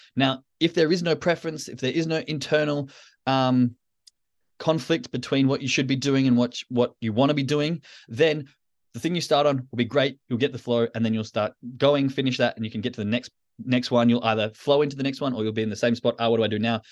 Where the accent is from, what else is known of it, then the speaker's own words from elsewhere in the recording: Australia; moved away; as an Australian in, now in the Northern Hemisphere